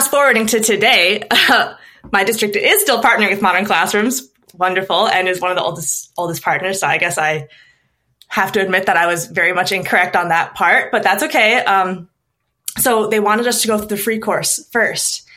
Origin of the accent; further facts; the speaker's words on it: Minnesota, United States; also born or lived in Stockholm; I moved back to Minnesota, which is my home state